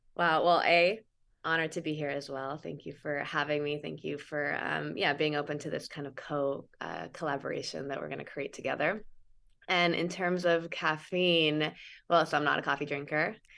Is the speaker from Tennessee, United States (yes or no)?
no; Santa Cruz, California, United States; I grew up in Santa Cruz.